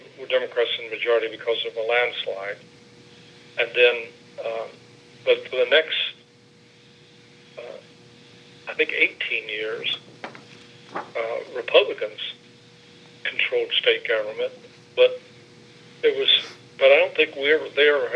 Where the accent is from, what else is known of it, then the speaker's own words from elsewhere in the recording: Southern Indiana, United States; I come from Southern Indiana